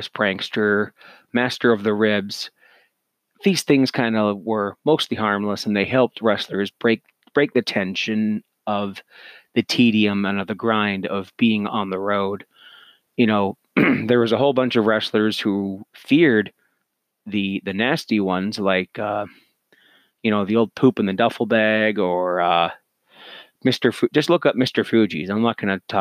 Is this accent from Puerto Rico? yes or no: no; Canada; I'm Canadian